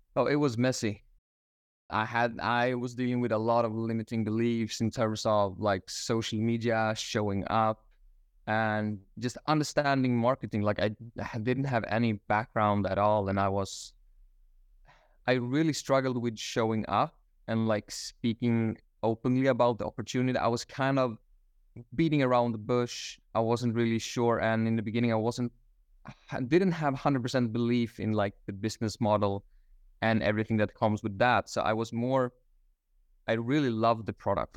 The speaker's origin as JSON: {"language": "English", "town": "Stockholm", "region": "Stockholm County", "country": "Sweden", "tie": "born or raised there", "also_born_or_lived": "Australia", "moved": "as an adult", "lives_now": "Bali, Indonesia", "said": "I am originally from Stockholm, Sweden. Uh, I was living there up until my twenties"}